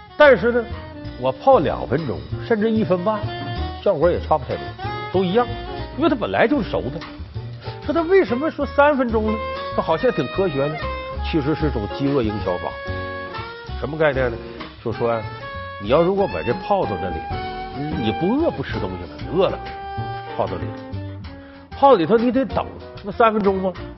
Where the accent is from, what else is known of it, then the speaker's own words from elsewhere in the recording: Northeast China, China; 我们东北老家酸菜味儿的